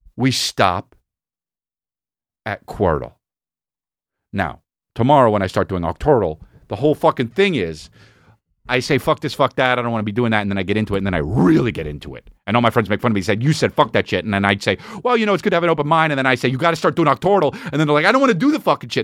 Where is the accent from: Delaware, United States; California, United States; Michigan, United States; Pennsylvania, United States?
California, United States; La Cañada Flintridge; I grew up in Lougheed United